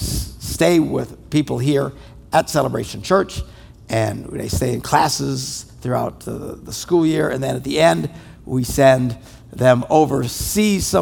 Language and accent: English; Wisconsin, United States; we're from Wisconsin